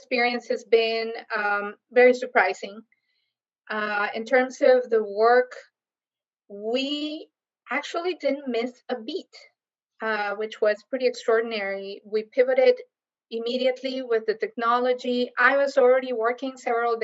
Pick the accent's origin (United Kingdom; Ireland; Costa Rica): Costa Rica; moved away as an adult; also born or lived in Kansas, United States; now in Miami, United States; I came to the U.S. as a student from Costa Rica, so the U.S. is my second home. Been here now longer than I actually lived in my own country, because I came here at 18